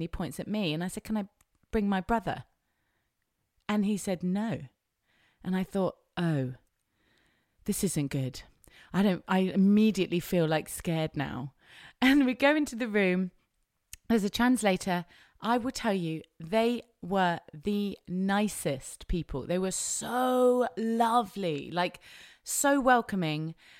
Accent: England, United Kingdom; As an English person, you can go to a place called Kish, which is the place we tried to go to.

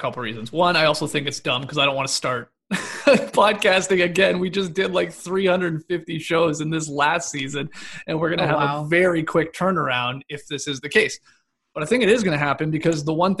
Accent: Stratford, Ontario, Canada; moved away as an adult; now in United States; I'm obviously from Canada. I'm from Stratford specifically.

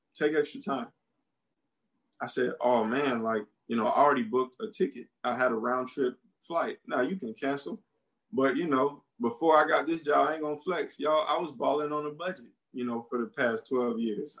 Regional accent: United States; moved away as an adult; also born or lived in Beijing, China / Georgia; I'm American

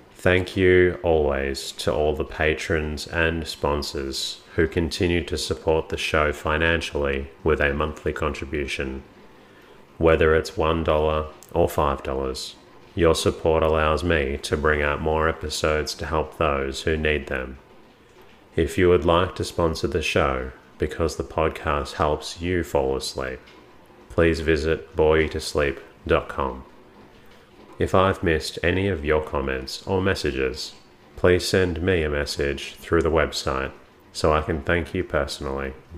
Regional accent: Melbourne, Victoria, Australia; my hometown of Melbourne

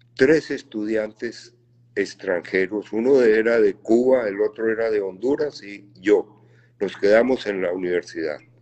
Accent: Bogotá, Colombia; moved away; yo nací en Bogotá, fui a un colegio élite en Bogotá

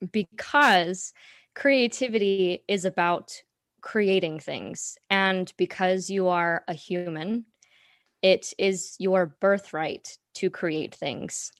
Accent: Salt Lake City, Utah, United States; moved away as an adult; also born or lived in Washington, D.C.; I was born and raised in Salt Lake City, Utah

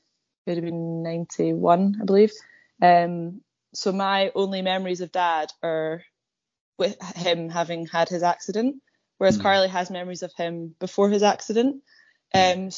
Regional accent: Edinburgh, Scotland, United Kingdom; also born or lived in Dumfries / Lochmaben; everyone thinks of me as like Edinburgh born and bred

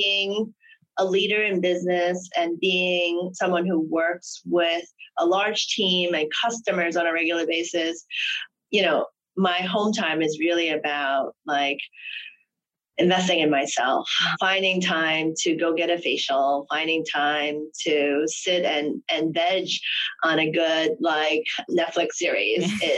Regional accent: Hong Kong; I'm originally from Hong Kong, and I am, you know, the royal family lover.

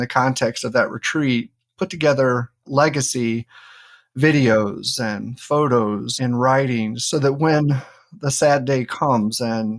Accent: North Carolina, United States; I'm from North Carolina and have family there in the Blue Ridge Mountains.

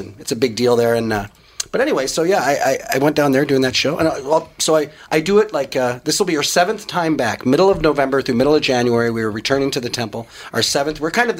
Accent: Edina, Minnesota, United States; now in Des Moines, United States; Edina, Minnesota.

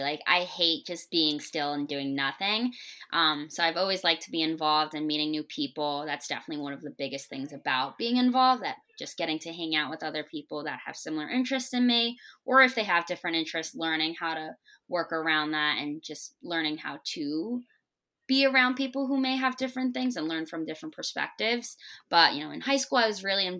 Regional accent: East Brunswick, New Jersey, United States; moved away as an adult; also born or lived in Hamden, Connecticut; I'm from East Brunswick, New Jersey. I love being from Jersey.

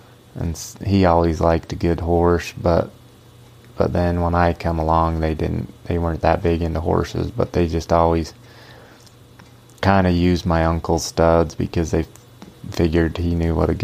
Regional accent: Alton, United States; we grew up here in Alton, and it was just a, like I say, a family ranch

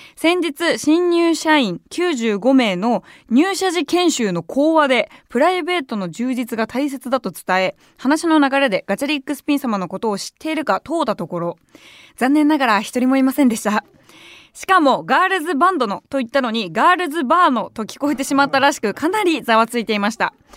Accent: Tokyo, Japan; 私も結構まあ下町出身っていうのもあって

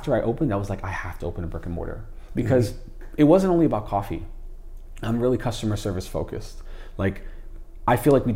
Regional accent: Jersey City, New Jersey, United States; also born or lived in Hoboken; I lived the majority of my life in Jersey City

